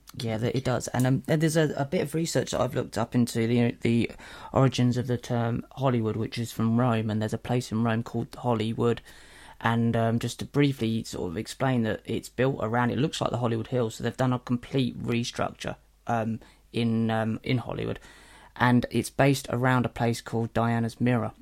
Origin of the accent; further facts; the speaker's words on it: Norwich, East of England, United Kingdom; I come from Norwich